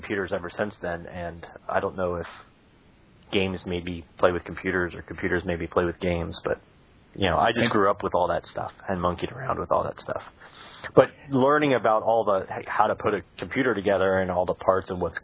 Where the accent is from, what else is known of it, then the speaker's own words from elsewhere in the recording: Florida, United States; moved away as an adult; also born or lived in Connecticut / Vermont; now in San Francisco, United States; I grew up in Florida